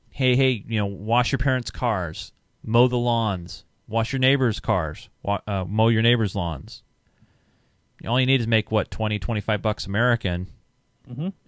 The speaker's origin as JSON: {"language": "English", "country": "New Zealand", "said": "I'm …, or … as my Minecraft, and I come from New Zealand. A Kiwi, I think that's what they call them."}